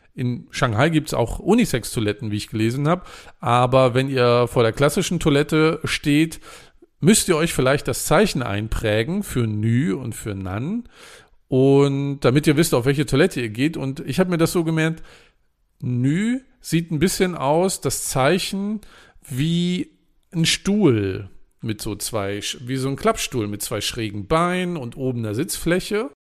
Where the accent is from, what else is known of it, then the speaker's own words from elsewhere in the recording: Germany; als Deutscher